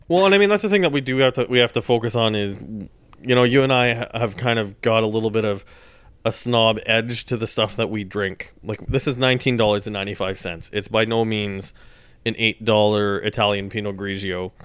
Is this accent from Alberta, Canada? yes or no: no; Saskatchewan, Canada; I grew up in Saskatchewan